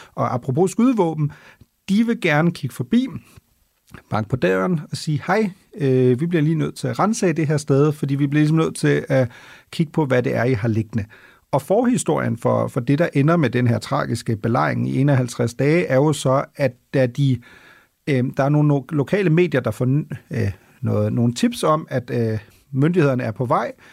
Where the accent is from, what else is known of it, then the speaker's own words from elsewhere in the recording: Germany; now in Denmark; som tysker